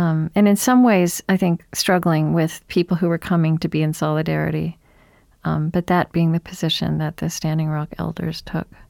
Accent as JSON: {"language": "English", "region": "Oklahoma", "country": "United States", "tie": "born or raised there", "said": "I grew up in Oklahoma"}